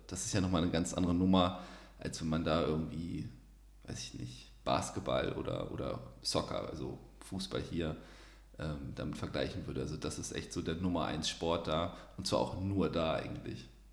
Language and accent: German; Osnabrück, Lower Saxony, Germany; also born or lived in Kiel / Munich; now in Cologne, Germany; Also ich bin nicht in Osnabrück geboren, aber meine Familie wohnt ja auch noch da und das würde ich Osnabrück würde ich jetzt so als Heimat bezeichnen.